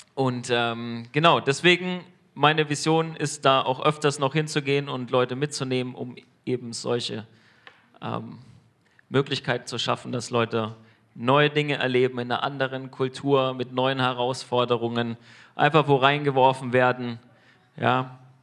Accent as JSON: {"language": "German", "country": "Germany", "said": "als Deutsche"}